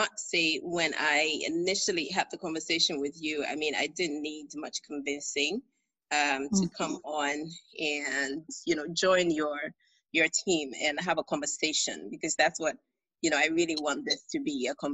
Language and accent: English; Accra, Greater Accra, Ghana; moved away as an adult; also born or lived in Minnesota, United States / United Kingdom; I am Ga, I'm from Ustu, and so you can't take me away from my Ga Kinki